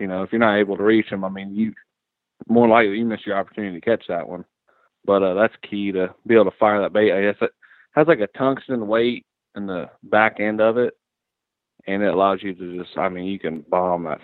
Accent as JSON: {"language": "English", "region": "Ohio", "country": "United States", "tie": "born or raised there", "moved": "yes", "lives_now": "Tennessee, United States", "said": "I grew up in Ohio. That's where I'm originally from"}